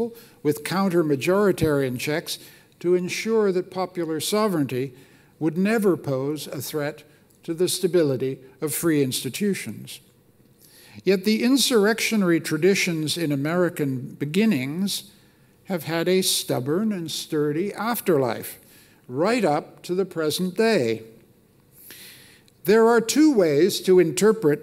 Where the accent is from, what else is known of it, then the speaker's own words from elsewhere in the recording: Canada; I'm a Canadian